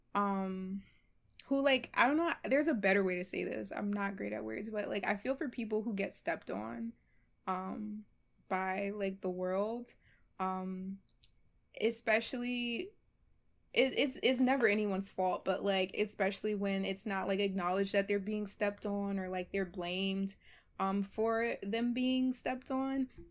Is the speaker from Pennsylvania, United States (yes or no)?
yes; Philadelphia, Pennsylvania, United States; So, I was born and raised in Philly, um, but my family's originally from Ghana, West Africa.